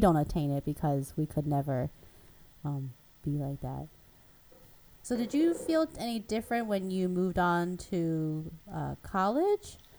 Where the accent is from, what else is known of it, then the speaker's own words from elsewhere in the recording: Philadelphia, Pennsylvania, United States; also born or lived in Taiwan; I grew up in Philadelphia, which maybe is a little more diverse than Cleveland